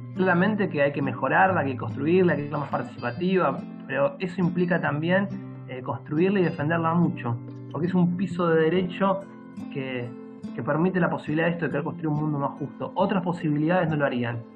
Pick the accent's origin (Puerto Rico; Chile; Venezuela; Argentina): Argentina; also born or lived in Buenos Aires; tengo el honor y el orgullo de ser parte de, la clase trabajadora argentina